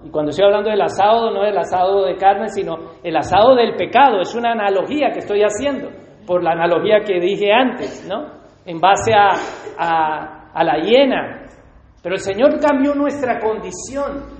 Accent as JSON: {"language": "Spanish", "country": "Colombia", "said": "me gusta el café como colombiano"}